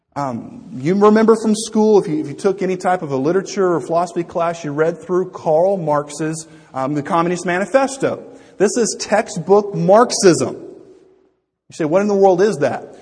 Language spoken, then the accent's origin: English; United States; I'm an American